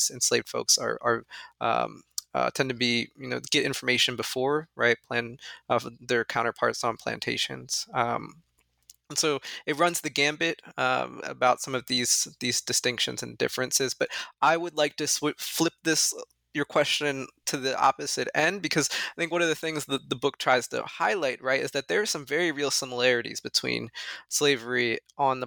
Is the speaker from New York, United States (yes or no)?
no; Northern Delaware, United States; I'm actually from Northern Delaware, which is in many ways, as you well know, right? In many ways, a suburb of Philadelphia